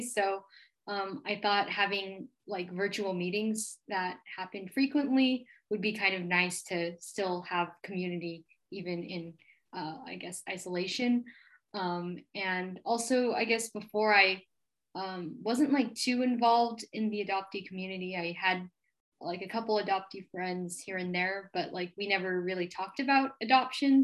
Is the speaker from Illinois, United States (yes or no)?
no; Seattle, Washington, United States; also born or lived in Jiangxi, China; I was raised in Seattle and I currently live in Seattle